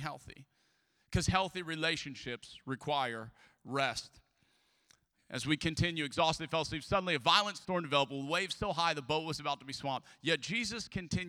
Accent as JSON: {"language": "English", "region": "Southern Louisiana", "country": "United States", "said": "I am from Southern Louisiana. I am a Cajun."}